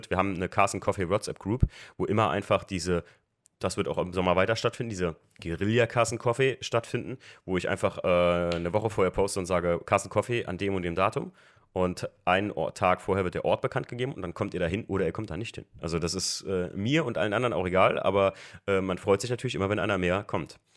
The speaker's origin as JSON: {"language": "German", "region": "Rhineland-Palatinate", "country": "Germany", "said": "Also ich bin aus dem Raum, Raum Main, Koblenz, Westerwald, Eifel"}